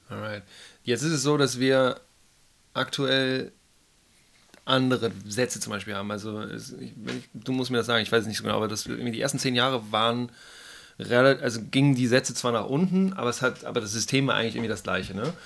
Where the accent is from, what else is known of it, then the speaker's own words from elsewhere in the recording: Hamburg, Germany; now in Baden-Württemberg, Germany; ich komme aus Hamburg